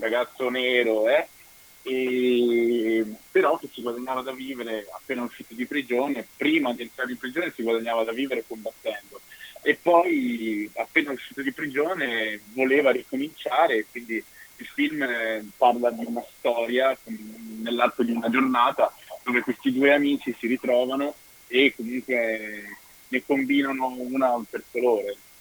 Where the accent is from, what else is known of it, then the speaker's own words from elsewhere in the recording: Vicenza, Veneto, Italy; also born or lived in Dominican Republic / Rome / London; io sono arrivato qui che avevo due anni e mezzo, sono cresciuto a Vicenza